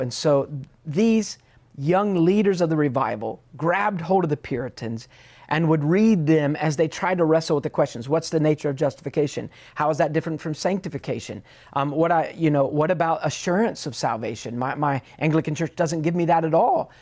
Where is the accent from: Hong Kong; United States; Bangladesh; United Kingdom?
United Kingdom; England; I'm English